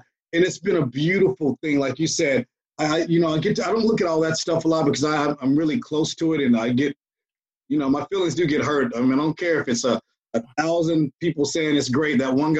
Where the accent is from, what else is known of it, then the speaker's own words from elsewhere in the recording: Atlanta, Georgia, United States; We're all from Atlanta.